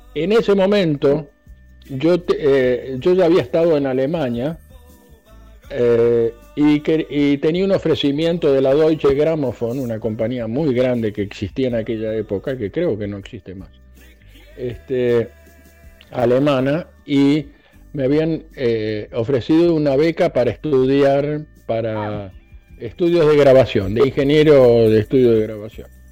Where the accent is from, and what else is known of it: Argentina; now in United States